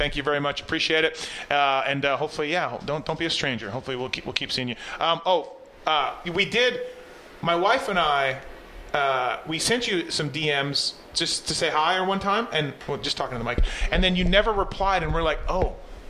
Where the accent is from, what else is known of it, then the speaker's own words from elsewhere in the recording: Canada; now in United States; listen, I'm a foreigner. I'm from Canada.